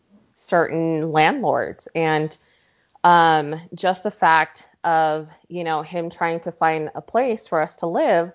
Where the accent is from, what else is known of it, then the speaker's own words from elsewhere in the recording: Pleasant Grove, Utah, United States; also born or lived in Los Angeles, California; we moved to Pleasant Grove, I mean, we were one of the very, very few